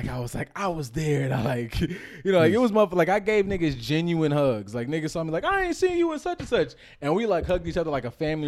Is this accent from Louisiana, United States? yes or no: no; California, United States; So I'm from California, though. Just wanna let you guys know right out here.